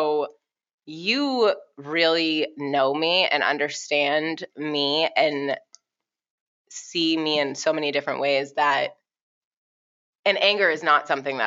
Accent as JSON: {"language": "English", "town": "Boston", "region": "Massachusetts", "country": "United States", "tie": "born or raised there", "said": "we were like five black kids growing up in Boston."}